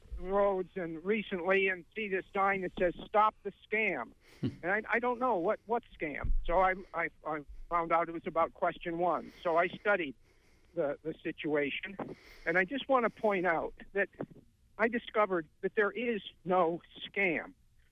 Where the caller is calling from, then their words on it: Belfast, Northern Ireland, United Kingdom; I'm from Belfast.